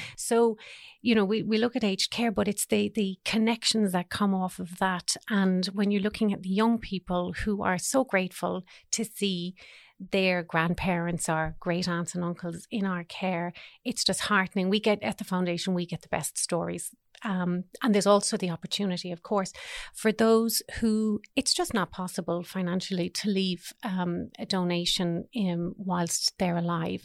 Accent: Ireland; now in Australia; us being Irish

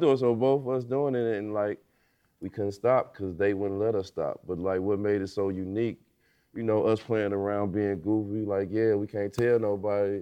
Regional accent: Illinois, United States; I'm from Illinois. Just won Mister Basketball in Illinois

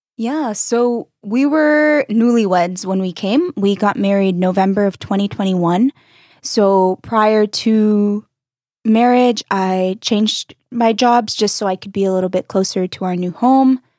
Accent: North Carolina, United States; moved away as an adult; also born or lived in Mexico (ancestry); now in Berlin, Germany; We are from North Carolina on the East Coast

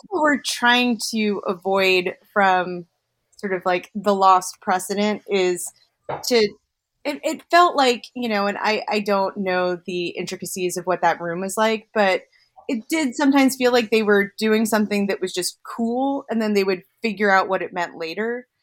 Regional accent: Jersey Shore, New Jersey, United States; I grew up on the Jersey Shore

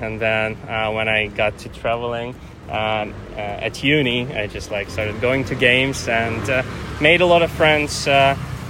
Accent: Kyiv Oblast, Ukraine; moved away as an adult; now in Amsterdam, Netherlands; I'm from Ukraine. I live in Amsterdam right now.

